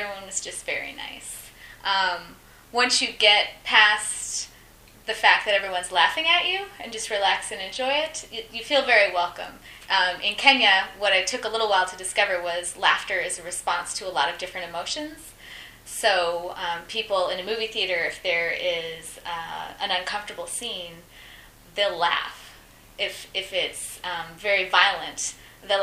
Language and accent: English; Iowa, United States; moved away as an adult; also born or lived in Arizona; now in Vancouver, Canada; Originally from the Midwest, from Iowa, but Iowa. I've spent the 4 years before that living in Arizona